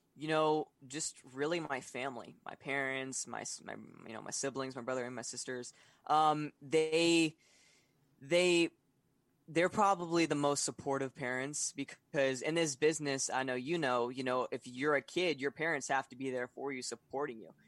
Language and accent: English; Florida, United States; also born or lived in Atlanta, Georgia; I'm from Florida